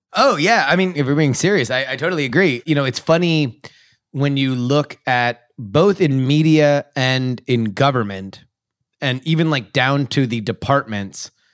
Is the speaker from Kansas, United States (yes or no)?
no; Florida, United States; I'm from Florida